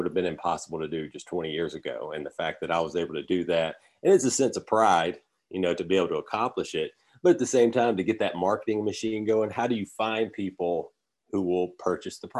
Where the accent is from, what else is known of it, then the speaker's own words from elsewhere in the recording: Alabama, United States; also born or lived in Los Angeles; where I'm from Alabama